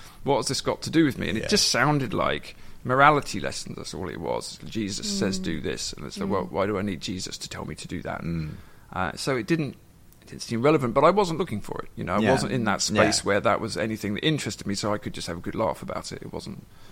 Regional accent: England, United Kingdom; moved away as an adult; now in Ireland; When I grew up in England in the 80s

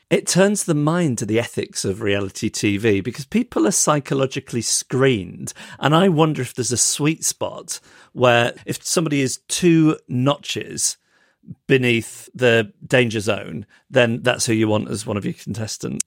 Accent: England, United Kingdom

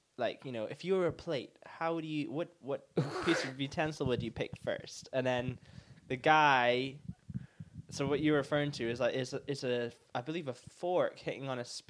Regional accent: near Aberdeen, Scotland, United Kingdom; I'm from Scotland

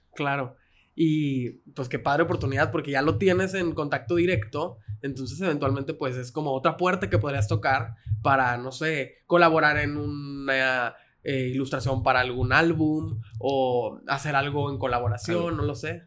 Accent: Mexico; Como mexicanos tenemos ese sentido de identidad

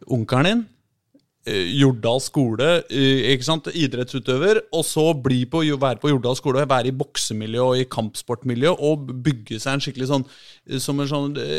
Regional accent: Oslo, Norway; jeg er fra Vålerenga

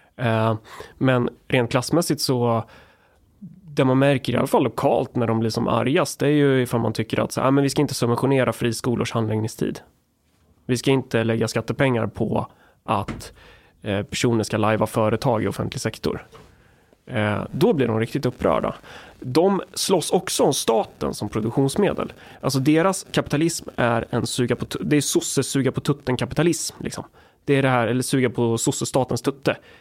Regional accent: Närke, Sweden; jag är från Närke

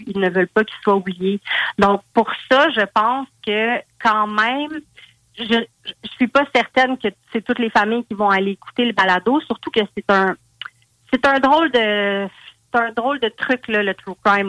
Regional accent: Val-d'Or, Quebec, Canada; je viens de Val d'Or.

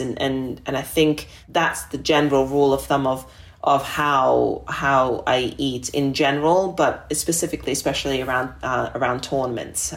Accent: Australia; growing up in Australia when I was a young girl

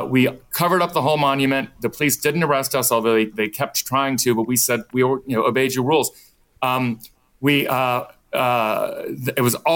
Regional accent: Portsmouth, Virginia, United States; where we were from. And we said, you know, Portsmouth, it's just 4 hours drive

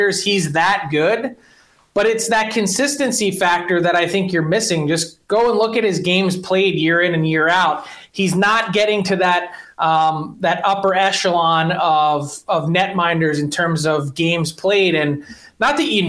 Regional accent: Philadelphia, Pennsylvania, United States; I'm a Philadelphian and big Eagles fan and Phillies fan

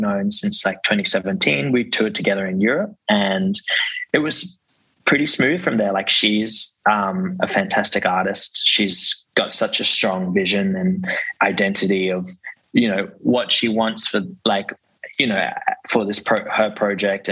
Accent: Brisbane, Queensland, Australia; now in Sydney, Australia; I grew up in Brisbane, and then my parents just basically signed me up to our local club, which was in Brisbane and in New Farm

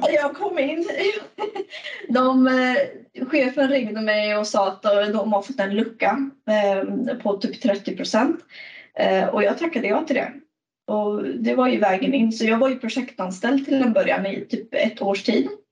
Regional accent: Stockholm, Stockholm County, Sweden; moved away as an adult; now in Gothenburg, Sweden; Jag sitter i Göteborg, men jag är från Stockholm

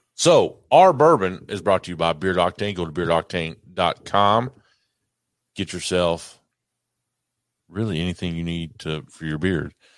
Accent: Kentucky, United States; I'm from Kentucky

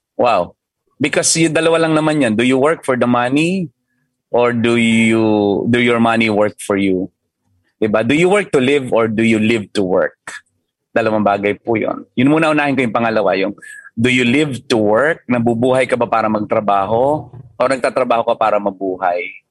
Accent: Mindoro, Mimaropa, Philippines; moved away; naka-invest ako sa isang resort sa hometown ko sa Mindoro.

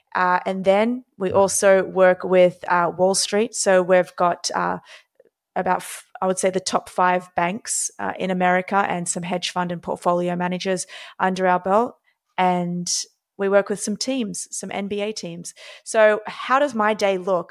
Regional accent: Australia; now in New York City, United States; born and raised in Australia

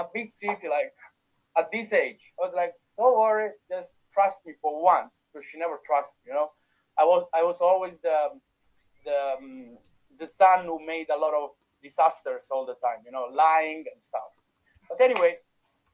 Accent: Italy; accent: Italian; English is a second language; moved away as an adult; now in Dublin, Ireland; You can still feel my Italian accent

